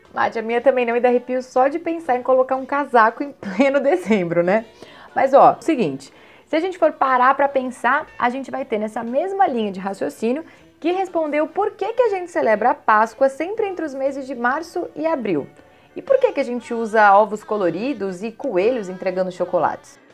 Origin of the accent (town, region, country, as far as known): Brazil